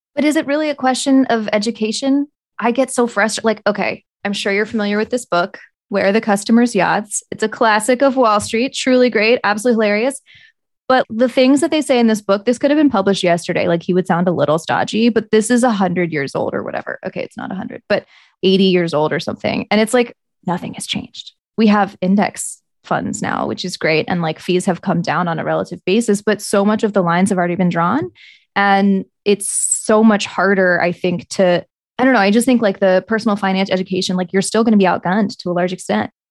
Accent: the South, United States; moved away; I'm from the South

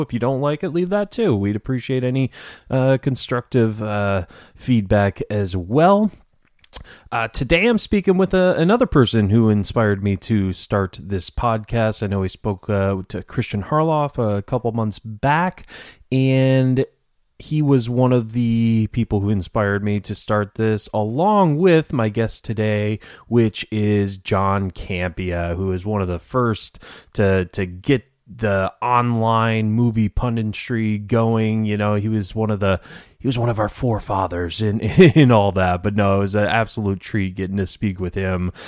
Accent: Detroit, Michigan, United States; moved away; I'm from Detroit originally

